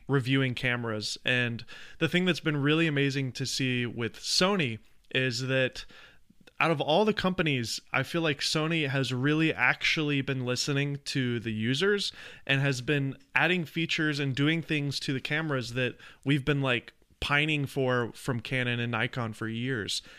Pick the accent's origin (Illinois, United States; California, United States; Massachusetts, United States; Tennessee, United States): Tennessee, United States; Nashville; I grew up in the South. I'm from, uh, Nashville, Tennessee